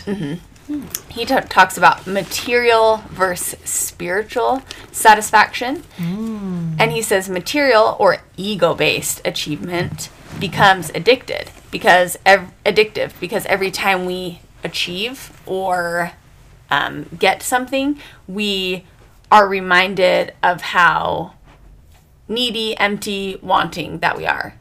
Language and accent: English; United States; I'm American.